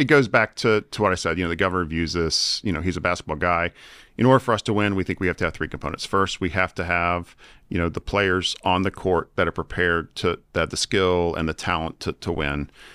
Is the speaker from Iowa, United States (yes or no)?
no; Virginia, United States; I'm from Virginia.